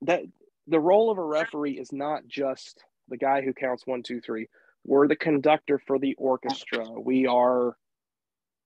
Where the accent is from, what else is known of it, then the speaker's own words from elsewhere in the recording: Nashville, Tennessee, United States; when GCW was in Nashville last year, I refereed my first legitimate world title match in front of my hometown